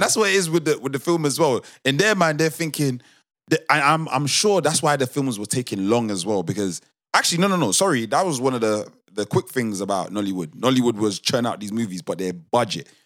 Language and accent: English; United Kingdom; a British born Nigerian